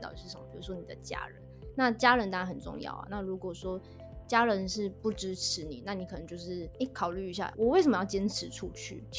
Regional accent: Taiwan; 我们台湾人对日本人的日本女孩子的印象是从小学就开始化妆，大家都很会化妆。

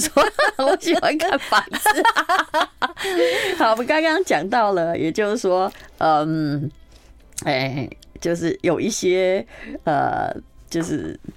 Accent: Taiwan; now in Taipei, Taiwan; 我在乡下长大

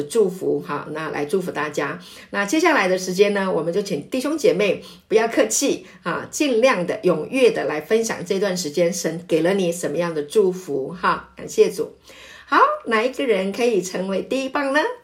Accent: Taiwan; 我是本省人

